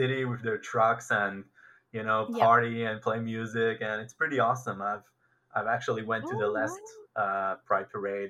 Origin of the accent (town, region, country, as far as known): Israel